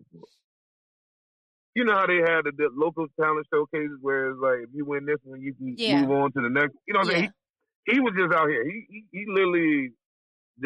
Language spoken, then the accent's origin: English; Virginia, United States